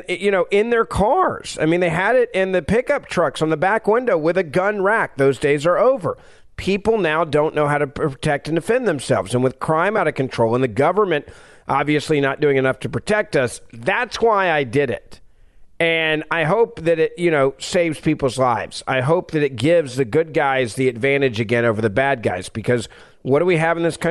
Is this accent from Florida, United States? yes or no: no; Memphis, Tennessee, United States; my hometown of Memphis, Tennessee